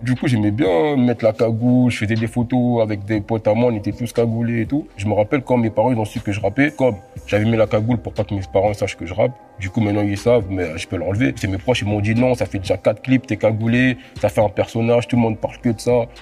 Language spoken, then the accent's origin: French; France; also born or lived in Congo; Je suis arrivé en France à l'âge de 4 ans, mais je suis né au Congo